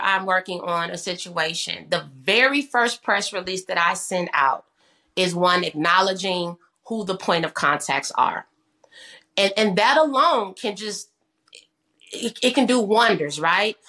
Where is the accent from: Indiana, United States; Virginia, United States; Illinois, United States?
Illinois, United States; Kankakee; moved away as an adult; also born or lived in Bloomington, Illinois; now in Dallas, United States; I'm from Kankakee, Illinois. So shout out to my hometown and home state